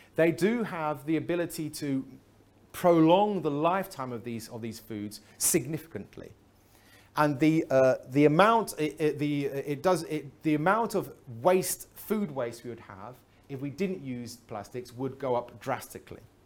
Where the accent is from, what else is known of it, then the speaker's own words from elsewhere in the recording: England, United Kingdom; I'm from England